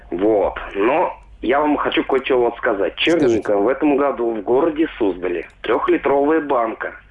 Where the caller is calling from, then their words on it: Vladimir, Vladimir Oblast, Russia; Я из Владимира, Владимир.